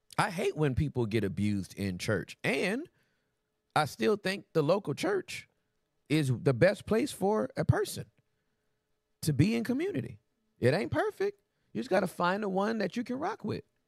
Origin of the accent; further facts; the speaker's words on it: California, United States; moved away as an adult; also born or lived in Texas; I'm from Cali